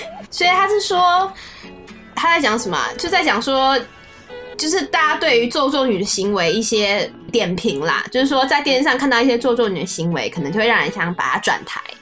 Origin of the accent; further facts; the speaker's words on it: Taiwan; accent: Taiwanese accent; 我们台湾人